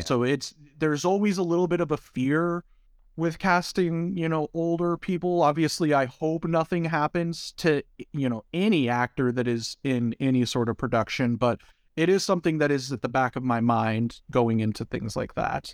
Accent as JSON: {"language": "English", "country": "United States", "said": "as an American"}